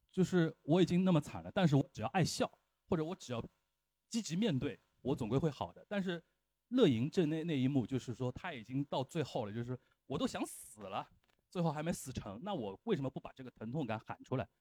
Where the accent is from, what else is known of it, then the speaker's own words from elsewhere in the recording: China; 我们中国人，传统的中国人